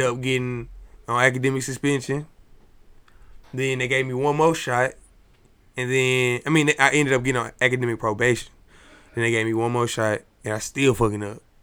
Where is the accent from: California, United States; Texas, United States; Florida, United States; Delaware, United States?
Texas, United States; Dallas; I'm from Dallas